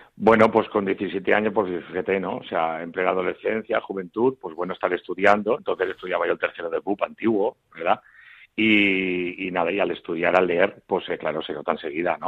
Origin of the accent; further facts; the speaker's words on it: Mutxamel, Valencian Community, Spain; also born or lived in Cartagena / Murcia / Castile and León; en mi pueblo, yo vivo en miel, en un pueblo de la provincia de Alicante, se llama Muchamiel en valenciano